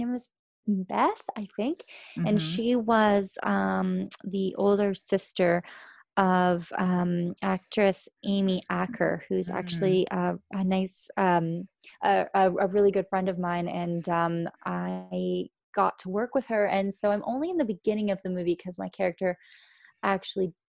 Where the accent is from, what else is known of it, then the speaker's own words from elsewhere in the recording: just outside Toronto, Ontario, Canada; I grew up just outside the city.